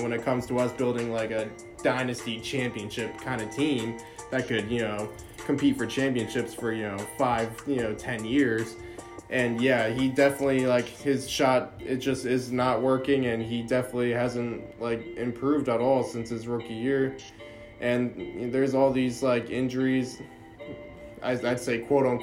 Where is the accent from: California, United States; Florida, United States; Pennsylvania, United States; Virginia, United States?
Pennsylvania, United States; my hometown team